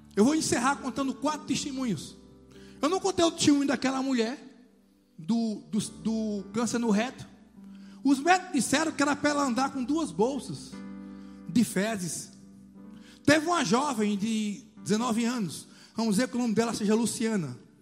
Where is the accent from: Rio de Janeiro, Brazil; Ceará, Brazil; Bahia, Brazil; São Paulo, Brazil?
Bahia, Brazil; Juazeiro; now in Salvador, Brazil; Eu morava em Juazeiro, minha terra natal